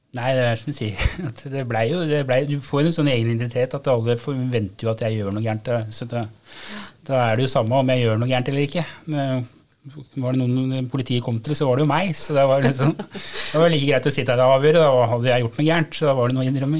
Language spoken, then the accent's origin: Norwegian; Gol, Buskerud, Norway; Og jeg vokste opp på Gol, som uh, lite tettsted som alle visste hvem alle var